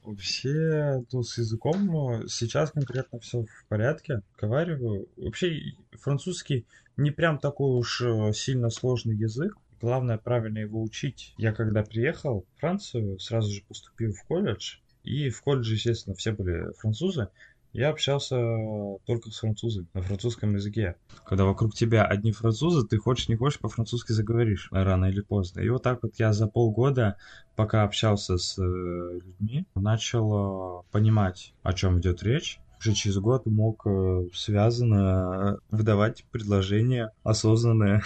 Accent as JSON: {"language": "Russian", "country": "Russia", "moved": "yes", "lives_now": "France", "said": "я из России"}